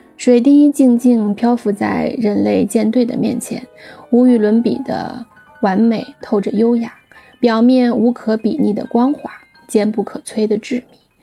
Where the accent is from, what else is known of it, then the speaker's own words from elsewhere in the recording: Shaanxi, China; 由于我是陕西人